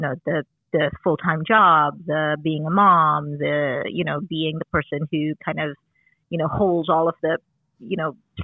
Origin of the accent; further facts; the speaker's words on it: Trinidad & Tobago; moved away; when I was growing up in Trinidad